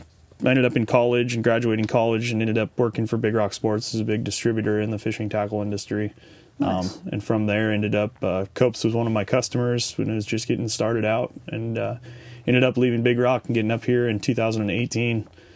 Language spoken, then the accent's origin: English; Orange County, California, United States; also born or lived in Los Angeles, California; now in Bakersfield, United States; So I was born in Southern California, in Los Angeles, grew up in Orange County, just fished all my life for as long as I can remember.